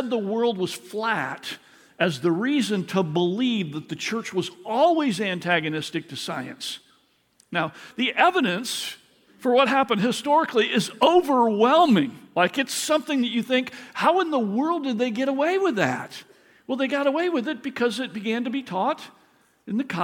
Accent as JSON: {"language": "English", "region": "Michigan", "country": "United States", "tie": "born or raised there", "said": "I grew up in Michigan, in elementary school"}